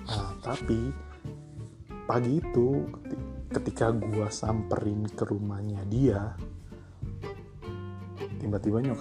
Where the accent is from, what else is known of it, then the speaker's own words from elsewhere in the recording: Bekasi, West Java, Indonesia; also born or lived in Jakarta; gue dari kecil gue ini anak luar planet gue planet Bekasi tumbuh besar di Bekasi walaupun gue lahir di Jakarta